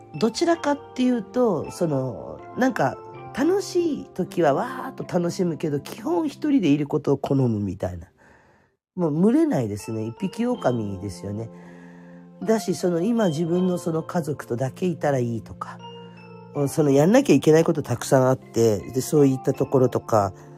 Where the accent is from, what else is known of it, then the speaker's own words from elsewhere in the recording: Fukuoka, Japan; moved away as an adult; also born or lived in Kanto; now in Oita, Japan; 福岡の生まれで